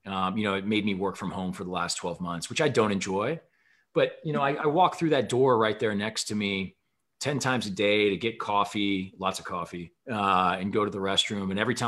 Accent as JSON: {"language": "English", "region": "Midwest", "country": "United States", "said": "as a Midwesterner turned West Coaster, I don't know what to think of that."}